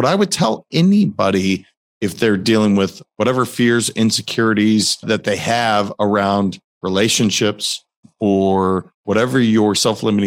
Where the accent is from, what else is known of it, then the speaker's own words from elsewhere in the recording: Montana, United States; I grew up in Montana